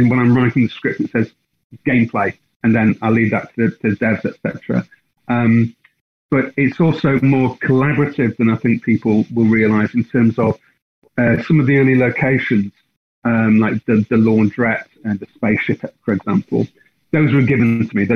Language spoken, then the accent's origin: English; Blackpool, North West England, United Kingdom; I'm from Blackpool